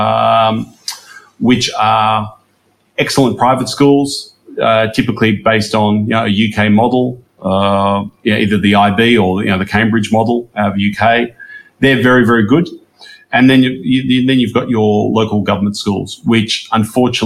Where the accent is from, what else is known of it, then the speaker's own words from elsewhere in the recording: Melbourne, Victoria, Australia; moved away as an adult; now in Indonesia; growing up in Melbourne.